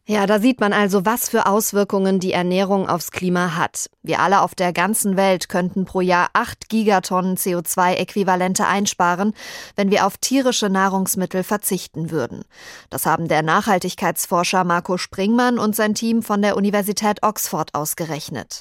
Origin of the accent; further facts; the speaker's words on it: Bad Soden am Taunus, Hesse, Germany; Ich komme ja aus Bad Soden am Taunus, der Fleischwursthauptstadt Hessens